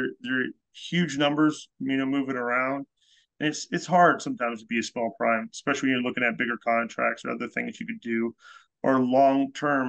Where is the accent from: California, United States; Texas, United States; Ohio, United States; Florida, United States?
California, United States; an hour and a half from Heavenly; now in New England, United States; I'm originally from the West Coast, California. You know, grew up an hour and a half from Heavenly, up at Tahoe